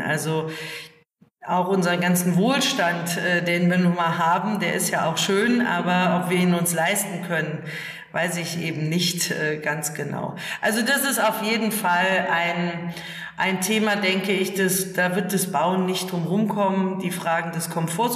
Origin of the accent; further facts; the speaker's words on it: Germany; Ich komme aus der Eifel und aus dem alten Bauernhof, ich bin in einem alten Bauernhof aufgewachsen